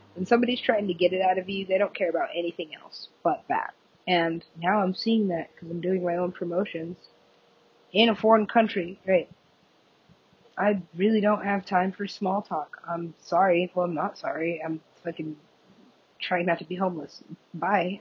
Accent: United States; I am American

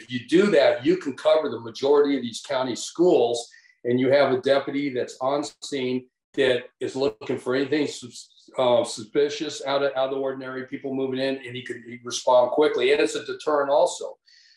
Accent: Tucson, Arizona, United States; I grew up in Tucson

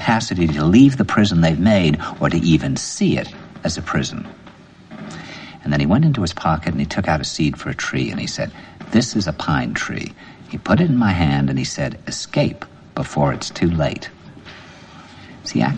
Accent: New York, United States; I said, "New York."

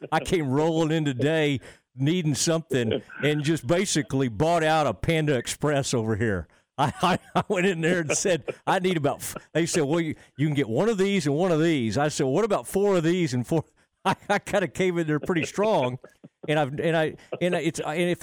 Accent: Kaufman County, Texas, United States; growing up in Kaufman County

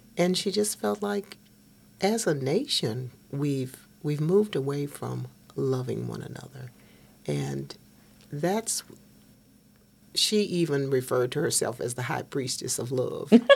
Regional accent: Hopkinsville, Kentucky, United States; We grew up on at 607 East First Street, Hopkinsville, Kentucky.

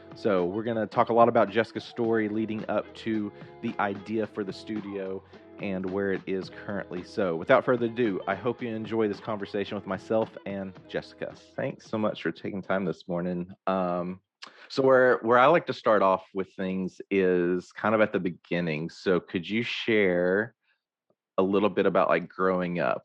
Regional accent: Hope, Arkansas, United States; I grew up in Hope

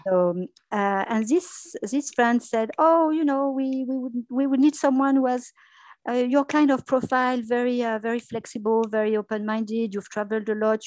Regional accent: France; English is a second language; moved away as an adult; also born or lived in London, United Kingdom; I spent a few years in journalism in France

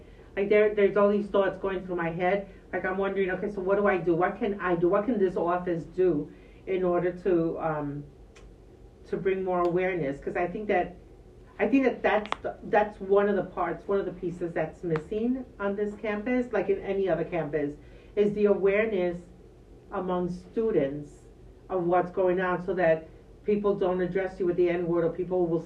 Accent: New York City, New York, United States; I was born and raised in the Bronx

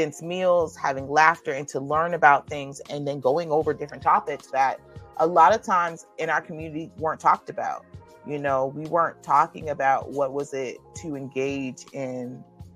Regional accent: St. Petersburg, Florida, United States; I'm from St. Petersburg, Florida

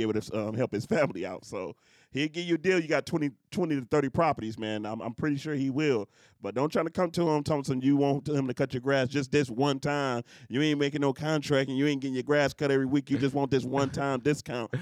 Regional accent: Detroit, Michigan, United States; I come from Detroit

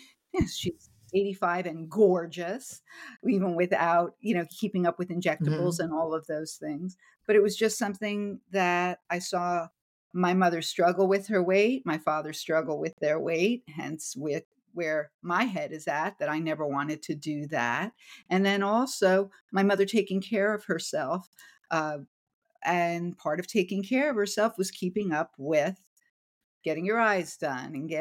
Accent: New Jersey, United States; growing up in New Jersey in the Northeast

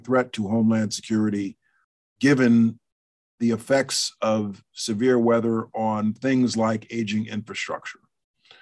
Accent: New York City, New York, United States; As a New Yorker present in Manhattan on 9/11

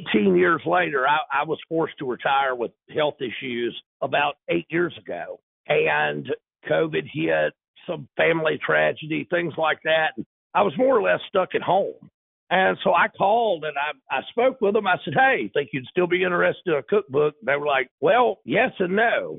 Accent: North Louisiana, United States; I'm actually from North Louisiana. Most of my career was spent in South Louisiana, but I'm back in North Louisiana

